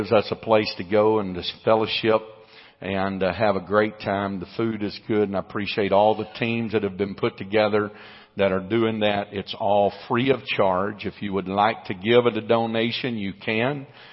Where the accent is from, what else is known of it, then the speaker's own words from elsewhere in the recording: United States; I'm an American